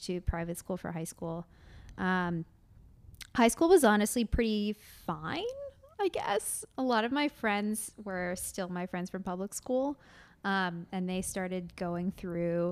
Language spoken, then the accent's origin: English; Westchester, New York, United States; also born or lived in Brooklyn; I'm from the suburbs, Westchester